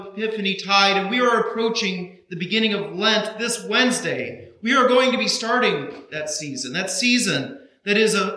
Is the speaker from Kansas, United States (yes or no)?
yes; Kansas, United States; now in Burlington, United States; I grew up in Kansas